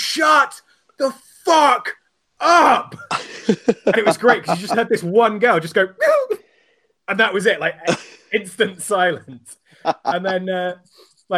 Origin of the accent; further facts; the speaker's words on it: England, United Kingdom; I'm English